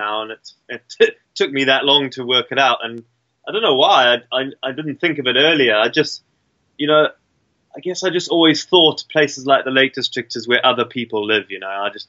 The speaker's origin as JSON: {"language": "English", "country": "Zimbabwe", "tie": "born or raised there", "said": "Yeah, I guess growing up as a sort of colonial African, you kind of have an inbuilt need to explore because your forefathers did it from England and all that sort of thing, and in my case England and Ireland."}